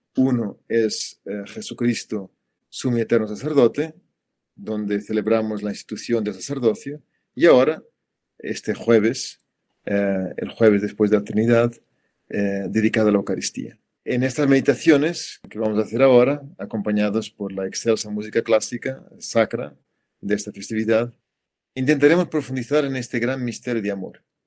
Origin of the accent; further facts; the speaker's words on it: Portugal; moved away; en mi país, en Portugal